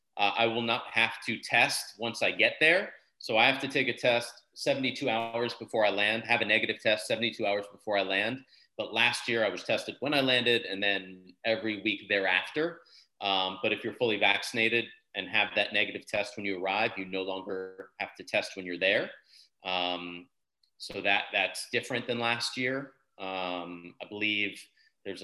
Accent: United States; as an American

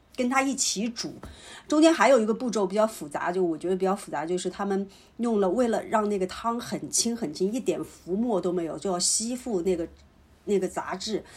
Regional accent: Hubei, China; 我是湖北人嘛，我们冬天会有微汤的传统，就湖北传统的做法就是要用莲藕微那个猪骨汤，或者是清炖牛肉汤

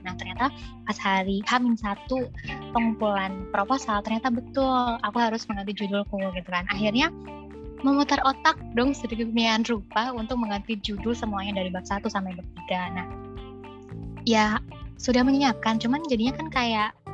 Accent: Java, Indonesia; aku dari Jawa

